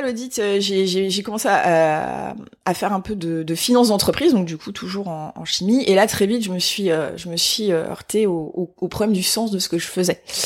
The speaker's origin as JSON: {"language": "French", "town": "Épinal", "region": "Grand Est", "country": "France", "said": "je viens des Vosges hein, en fait. Donc je suis née à Épinal dans les Vosges"}